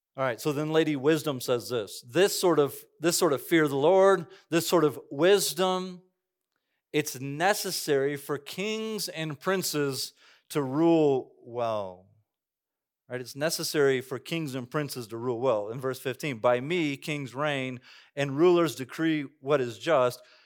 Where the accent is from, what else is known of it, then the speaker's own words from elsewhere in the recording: Cañon City, Colorado, United States; moved away; I grew up right next to the Royal Gorge, worked there all these years.